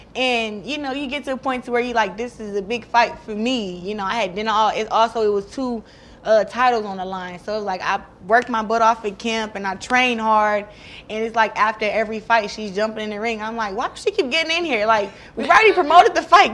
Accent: Flint, Michigan, United States; it'll be big for Flint too, for my hometown.

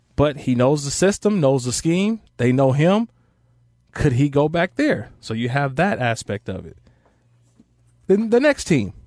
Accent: California, United States; also born or lived in Jacksonville; born and raised in California

